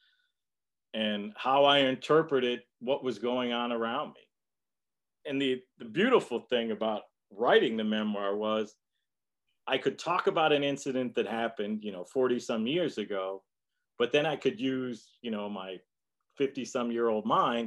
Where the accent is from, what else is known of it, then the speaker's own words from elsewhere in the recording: Detroit, Michigan, United States; growing up in Detroit